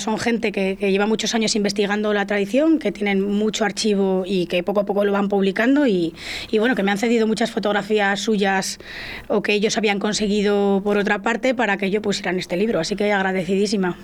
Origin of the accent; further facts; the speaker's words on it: La Parrilla / Portillo area, Castile and León, Spain; yo soy de la Peraja de Portillo